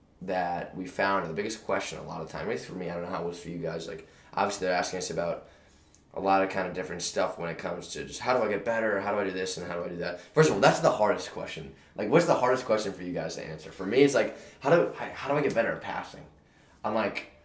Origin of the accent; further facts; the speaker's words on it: East Coast, United States; we were raised up in the East Coast.